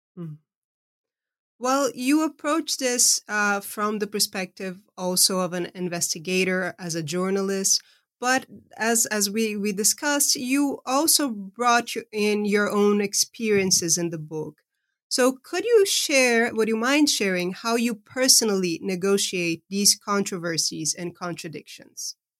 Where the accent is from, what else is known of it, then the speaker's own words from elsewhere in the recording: Brazil; moved away; I was raised in Brazil, but I've been living uh, over half of my life uh, outside of the country I was born